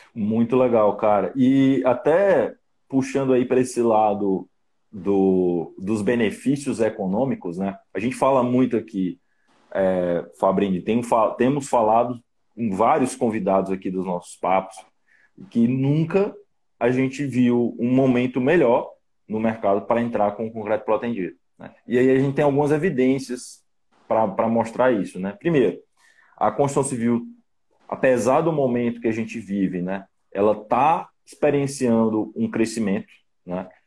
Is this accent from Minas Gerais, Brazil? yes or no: no; Fortaleza, Ceará, Brazil; eu sou originário de Fortaleza